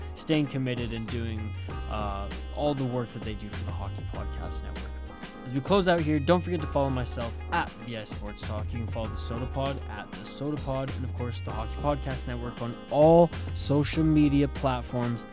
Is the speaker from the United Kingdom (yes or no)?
no; Canada; also born or lived in West Coast; I'm a Canadian